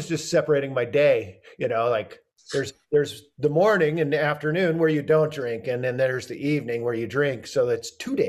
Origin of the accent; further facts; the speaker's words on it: Oregon, United States; I am from Oregon